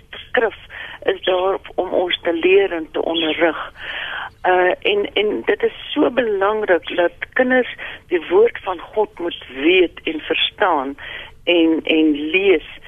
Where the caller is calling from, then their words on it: Pretoria, Gauteng, South Africa; Ja, dit is … ek is van Pretoria, ek is 81 jaar oud.